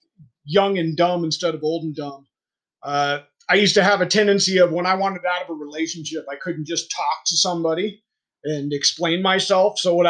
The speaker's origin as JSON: {"language": "English", "country": "Germany", "tie": "born there", "said": "I was born in Germany, so I guess that says a lot."}